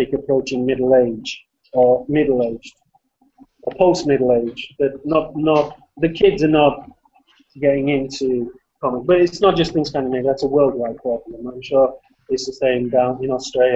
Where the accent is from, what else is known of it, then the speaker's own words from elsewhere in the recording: England, United Kingdom; I'm an English man, so I don't write in Swedish or anything like that.